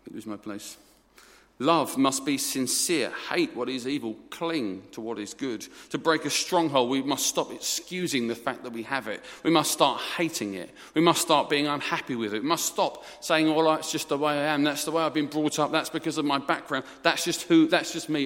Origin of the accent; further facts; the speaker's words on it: Essex, East of England, United Kingdom; I'm from Essex. I'm an Essex boy